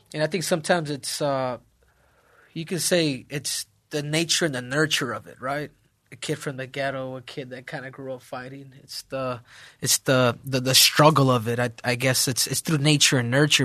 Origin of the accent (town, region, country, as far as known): Arizona, United States; born or raised there; also born or lived in South Central, Los Angeles, California